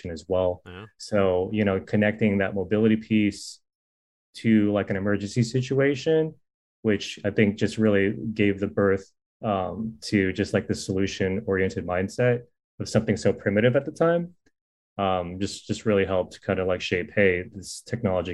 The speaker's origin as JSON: {"language": "English", "area": "Silicon Valley", "region": "California", "country": "United States", "said": "I'm from the Silicon Valley before it was Silicon Valley"}